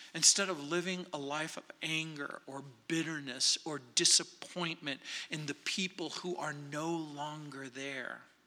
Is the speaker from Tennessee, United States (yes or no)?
no; New Orleans, Louisiana, United States; my hometown, New Orleans